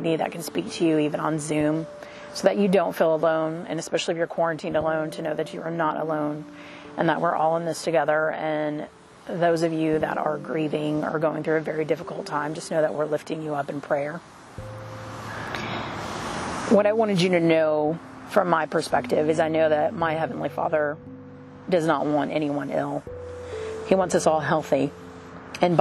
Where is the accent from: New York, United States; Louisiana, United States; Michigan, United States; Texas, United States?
Texas, United States; Growing up in the South in Texas, I have survived many hurricanes.